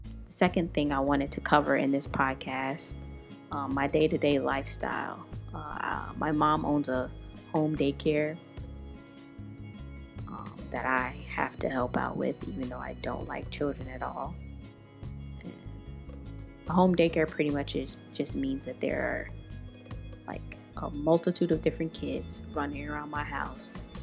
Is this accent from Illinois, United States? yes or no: yes; Chicago, Illinois, United States; I'm from Chicago